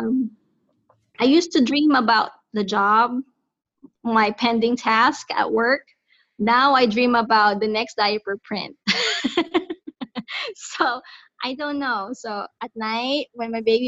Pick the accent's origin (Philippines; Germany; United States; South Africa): Philippines; moved away; We are from Southeast Asia, country called the Philippines